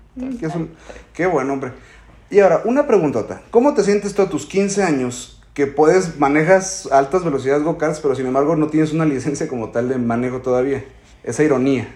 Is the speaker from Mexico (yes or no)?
yes; Mexico; como mexicano